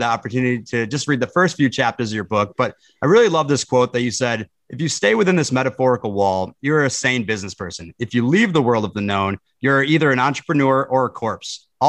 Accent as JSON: {"language": "English", "region": "Minnesota", "country": "United States", "tie": "born or raised there", "said": "I grew up in Minnesota. So we both have the Midwestern roots."}